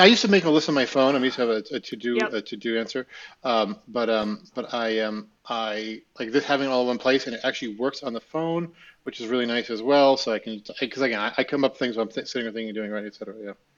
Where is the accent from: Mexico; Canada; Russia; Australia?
Russia; now in United States; you're growing up in Russia.